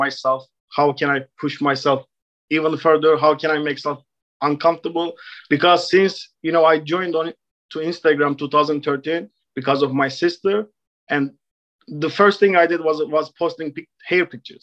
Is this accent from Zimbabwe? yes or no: no; Istanbul, Turkey; English is a second language; moved away as an adult; now in New York City, United States; So I am originally from Turkey. I was born and raised in Istanbul. I came to States in 2015 when I was 22 years old.